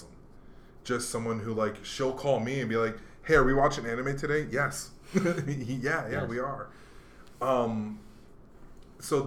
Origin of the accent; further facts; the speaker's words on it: Hawaii, United States; moved away; I grew up in Hawaii mostly